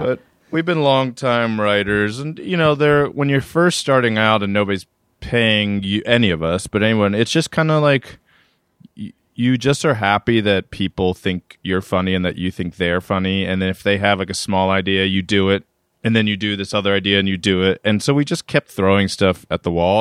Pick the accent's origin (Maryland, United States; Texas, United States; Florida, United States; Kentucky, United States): Maryland, United States; Reisterstown; moved away as an adult; also born or lived in Amherst, Massachusetts / Atlanta / Brooklyn; now in New York, United States; born and raised in Reisterstown, Maryland